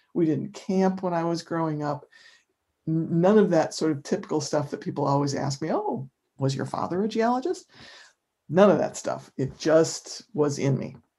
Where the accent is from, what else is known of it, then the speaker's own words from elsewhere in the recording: Rochester, New York, United States; now in Amherst, United States; where I grew up in Rochester, New York, summers are sticky and humid and hot